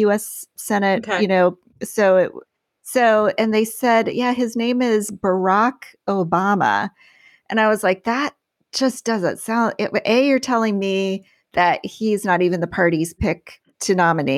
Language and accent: English; Galesburg, Illinois, United States; moved away; my hometown of Galesburg, Illinois